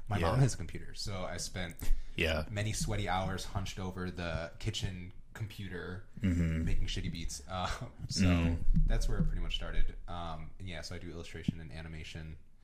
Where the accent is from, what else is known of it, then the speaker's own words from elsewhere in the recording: Oconomowoc, Wisconsin, United States; also born or lived in Brookfield, Wisconsin / Milwaukee, Wisconsin; I'm from Oconomowoc originally. So okay. I grew up there. And then during middle school and high school, I was in Brookfield.